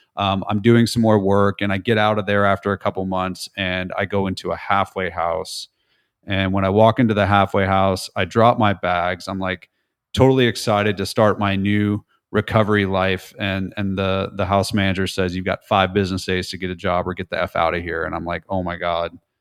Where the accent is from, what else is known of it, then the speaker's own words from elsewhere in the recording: California, United States; moved away as an adult; now in Nashville, United States; I'm from California, but I've spent the last seventeen years in Nashville.